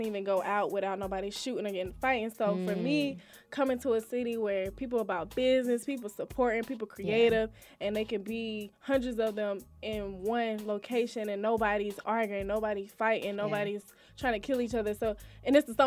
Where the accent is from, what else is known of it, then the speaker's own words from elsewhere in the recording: Chattanooga, Tennessee, United States; moved away as an adult; now in Atlanta, United States; I'm from Chattanooga, Tennessee. Okay. But I'm based here in ATL